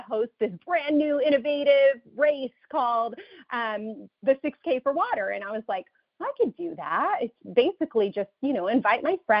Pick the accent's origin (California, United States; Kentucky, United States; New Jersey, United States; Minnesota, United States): California, United States; Southern; moved away as an adult; now in Chicago, United States; I'm actually from Southern California, and we moved to Chicago for my role with World Vision.